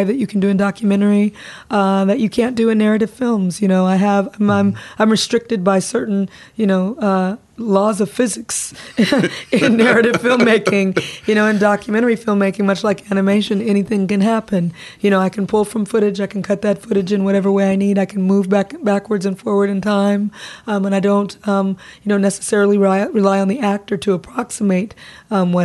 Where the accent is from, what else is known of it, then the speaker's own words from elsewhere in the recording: Compton, California, United States; growing up in Compton. I grew up around a very heavy police presence